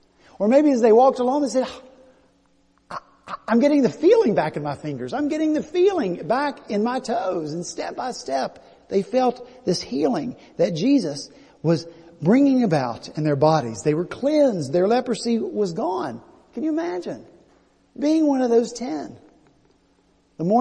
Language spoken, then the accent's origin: English; West Virginia, United States; now in Charleston, United States; I'm from West Virginia, you know, I got a full set of teeth.